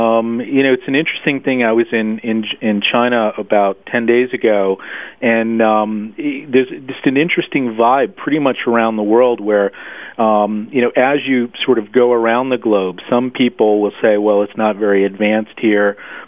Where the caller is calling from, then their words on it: Munich, Bavaria, Germany; No, actually, I'm rarely in Connecticut. I'm actually in Munich, Germany.